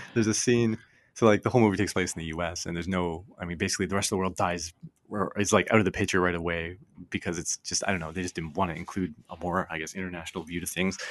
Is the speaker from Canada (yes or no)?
yes; Canada; growing up in Canada, everything was U S, U S, U S